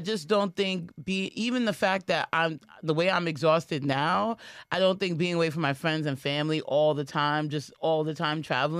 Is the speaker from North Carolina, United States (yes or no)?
no; New York, United States; I'm a New Yorker